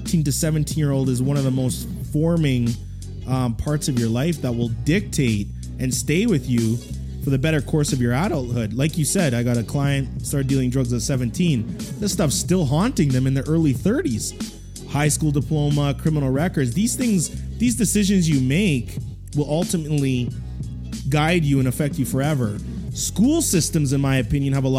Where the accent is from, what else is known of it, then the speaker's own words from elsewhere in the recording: Edmonton, Alberta, Canada; I didn't grow up in Toronto, so I grew up out in Edmonton